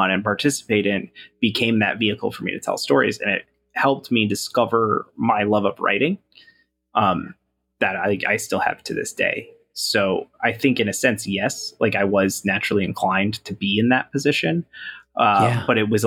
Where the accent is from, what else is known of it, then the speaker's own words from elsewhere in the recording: Bay City, Michigan, United States; I grew up in Bay City, Michigan